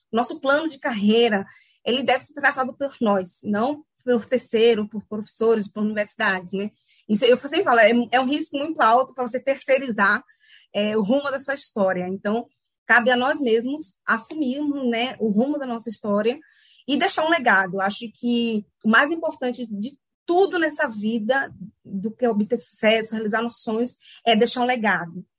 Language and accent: Portuguese; Salvador, Bahia, Brazil; moved away as an adult; also born or lived in São Paulo; na onde eu nasci, né, no Lobato, né, lá no subúrbio